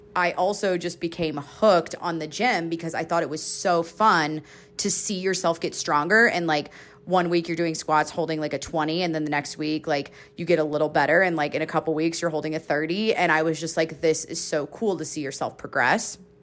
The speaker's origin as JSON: {"language": "English", "region": "Georgia", "country": "United States", "tie": "born or raised there", "also_born_or_lived": "Colorado / Florida", "moved": "as an adult", "lives_now": "Utah, United States", "said": "I went to college, like, forty-five minutes away from my hometown, and I had always been in Georgia"}